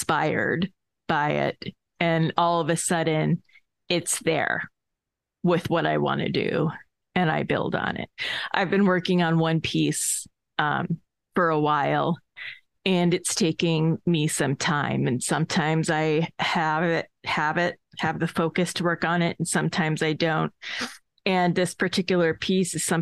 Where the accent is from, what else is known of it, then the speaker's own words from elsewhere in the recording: Northeast, United States; I am from the Northeast